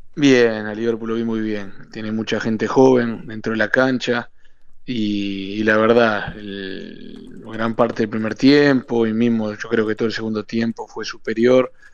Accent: Uruguay; moved away as an adult; also born or lived in Pachuca, Mexico; somos cinco uruguayos

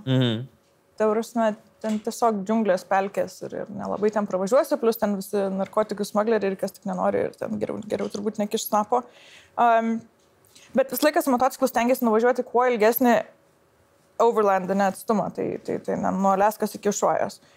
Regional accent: Lithuania; aš esu iš Lietuvos, o ne iš kokios nors vakarų šalies

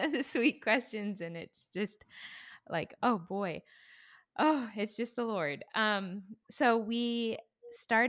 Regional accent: Alaska, United States; also born or lived in Kansas City / Tennessee; now in Waco, United States; I was born and raised in Alaska

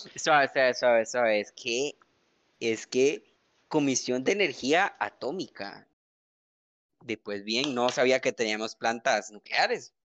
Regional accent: Costa Rica; como costarricense

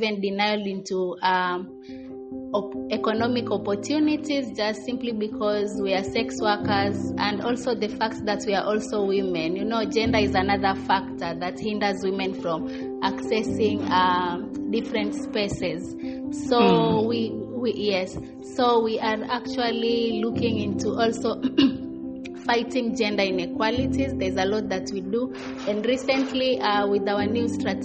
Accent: Mombasa, Mombasa County, Kenya; I'm from Mombasa, Kenya

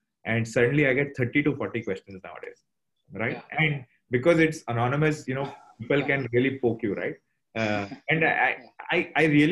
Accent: Mumbai, Maharashtra, India; now in Singapore; I think I'm from Bombay originally.

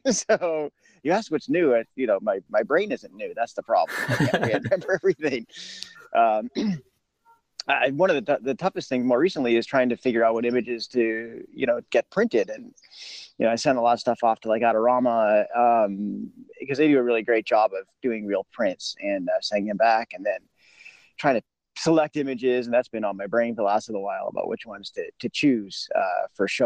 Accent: Los Angeles, California, United States; I'm from Los Angeles

